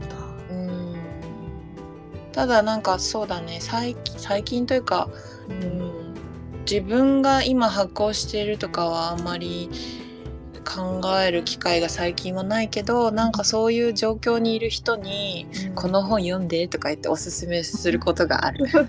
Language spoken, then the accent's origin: Japanese; Tokyo, Japan; 東京生まれ、東京育ち。